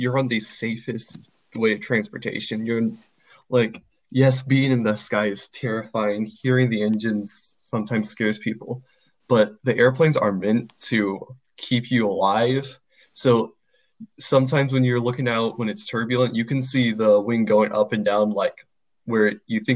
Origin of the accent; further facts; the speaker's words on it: Wichita Falls, Texas, United States; moved away as an adult; my hometown, Wichita Falls